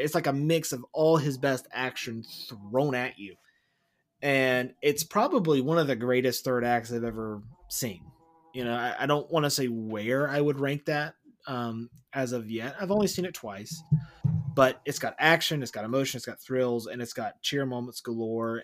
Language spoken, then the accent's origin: English; Wilson, United States; we grew up in Wilson, but I used to go to the beach all the time and I lived there for several years